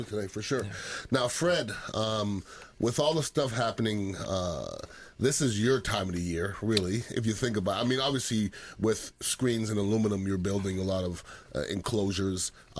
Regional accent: Montreal, Quebec, Canada; moved away; also born or lived in Philadelphia; I'm from Montreal, Canada.

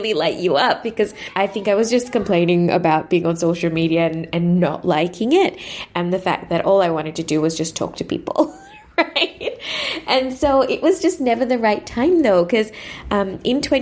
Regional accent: Sri Lanka; moved away as an adult; now in Melbourne, Australia; I was born and raised in Sri Lanka and spent most of my years in Sri Lanka before coming to Melbourne for university

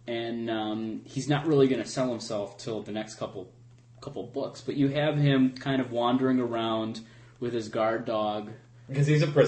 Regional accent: Texas, United States; I'm speaking as a Texan.

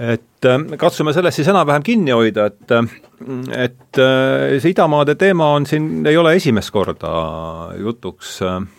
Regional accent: Rakvere, Lääne-Viru County, Estonia; olen pärit Rakverest, seal ei olnud India filosoofia minu lapsepõlves

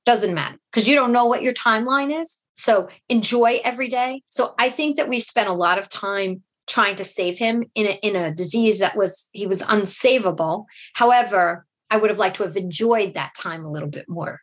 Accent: New York City, New York, United States; I was uh, born and raised in Brooklyn

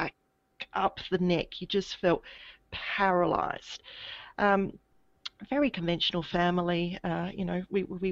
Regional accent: Adelaide, South Australia, Australia; now in Brisbane, Australia; I grew up in Adelaide in South Australia

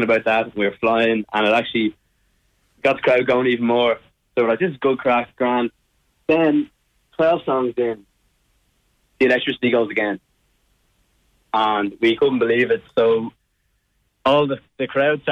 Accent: Ireland; accent: Irish; my Irish accent

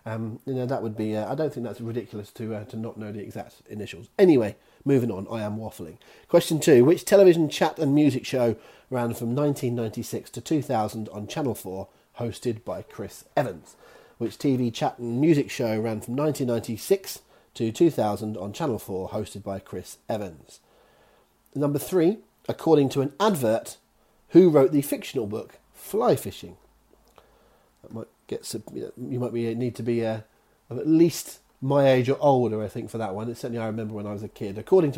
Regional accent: Devon, South West England, United Kingdom; accent: Devon; there's my Devon accent on worlds.

